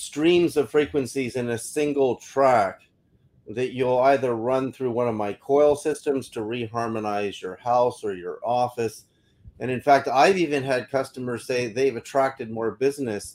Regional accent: Berkeley, California, United States; I remember growing up in Berkeley, California in the 60s

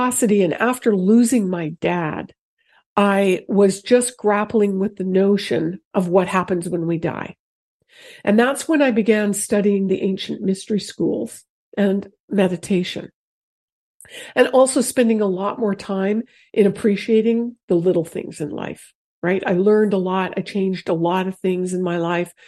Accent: Canada; moved away as an adult; I'm from Canada. So I had recently moved here. I'd only been here 3 years.

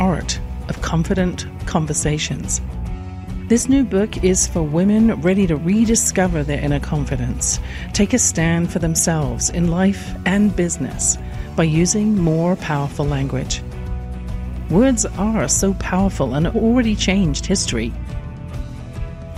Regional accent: England, United Kingdom; born or raised there

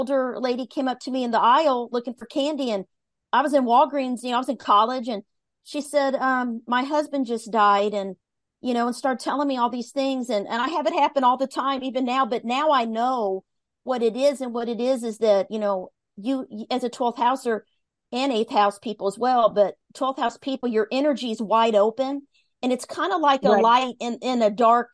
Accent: Midwest, United States; I was raised in the Midwest, and it was, the Bible Belt

